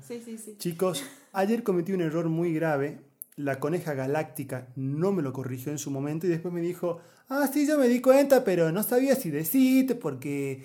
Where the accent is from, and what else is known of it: Argentina